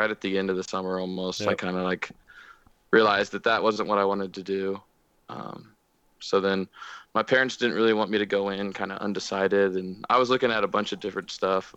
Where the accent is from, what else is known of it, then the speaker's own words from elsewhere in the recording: Kansas City, Missouri, United States; also born or lived in South Carolina / Manhattan, Kansas; now in Kansas, United States; I'm not originally from Kansas. I was born in South Carolina, kind of grew up there for a little bit, moved to Kansas City when I was pretty young, spent 10 years in Kansas City, where I graduated just outside, just north of Kansas City